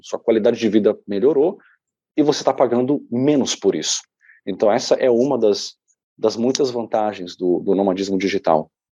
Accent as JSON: {"language": "Portuguese", "region": "São Paulo", "country": "Brazil", "tie": "born or raised there", "also_born_or_lived": "Canada", "moved": "as an adult", "said": "a gente era muito pobre na periferia de São Paulo"}